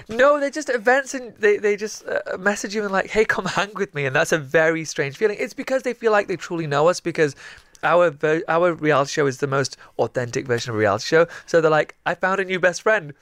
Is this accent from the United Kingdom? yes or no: yes; the north of England, United Kingdom; what it, it, it really is like up north, uh, for somebody who's one of the very few people who gets bullied every day for being Pakistani